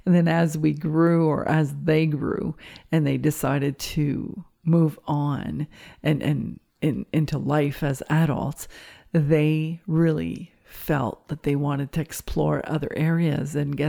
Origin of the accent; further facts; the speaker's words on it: Cornwall, Ontario, Canada; first language French; English is a second language; now in Embrun, Canada; and I came from a small city called Cornwall. And first thing you know, I'm out here in Embrun, and my first language is French.